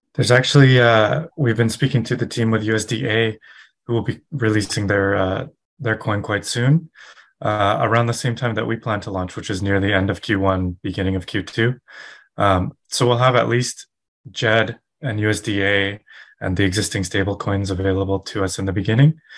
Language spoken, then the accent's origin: English; west coast of Canada, Canada; I'm also from Canada, mm-hmm. uh, west coast of Canada.